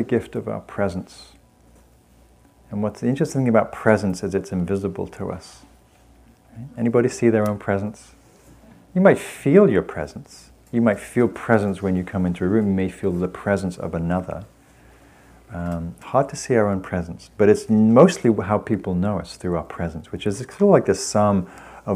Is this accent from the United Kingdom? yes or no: yes; England, United Kingdom; moved away; I come from England